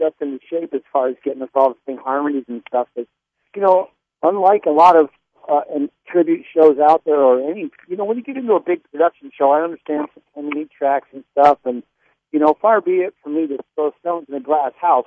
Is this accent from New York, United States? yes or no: yes; Niagara Falls, New York, United States; we grew up in Niagara Falls, New York